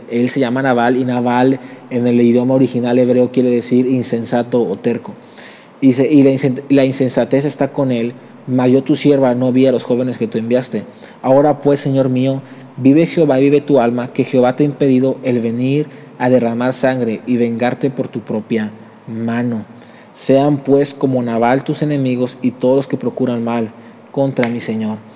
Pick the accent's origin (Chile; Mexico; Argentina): Mexico; perdónanos, perdónanos, yo mismo soy mexicano, perdónanos.